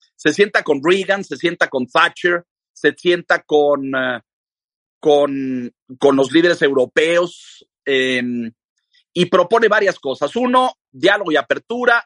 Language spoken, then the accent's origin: Spanish; Mexico; yo soy mexicano, pero mi padre era ruso